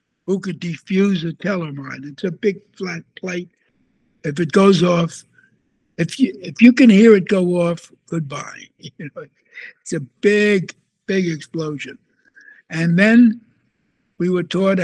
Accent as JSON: {"language": "English", "town": "New York City", "region": "New York", "country": "United States", "said": "I'm from Brooklyn"}